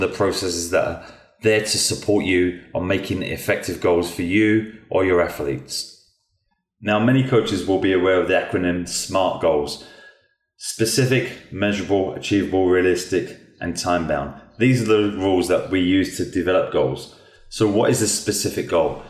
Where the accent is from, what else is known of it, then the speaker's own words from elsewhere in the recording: England, United Kingdom; Growing up in England